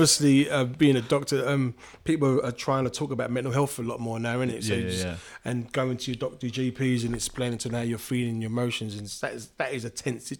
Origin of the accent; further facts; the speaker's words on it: London, United Kingdom; I'm from London